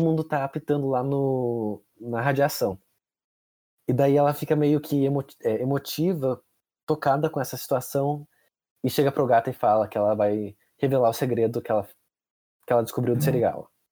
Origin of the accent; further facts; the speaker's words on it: Brazil; a gente é brasileiro